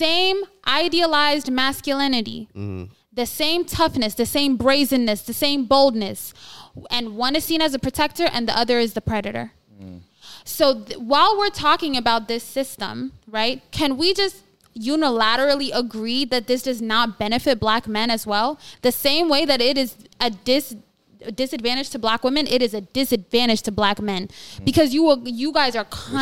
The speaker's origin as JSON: {"language": "English", "country": "Ethiopia", "moved": "yes", "said": "I'm from Ethiopia, it's an African country. Those traditional gender roles are not present back home"}